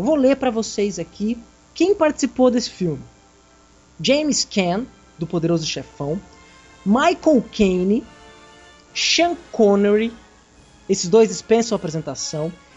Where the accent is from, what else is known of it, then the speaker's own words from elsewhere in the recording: Brazil; Somos brasileiros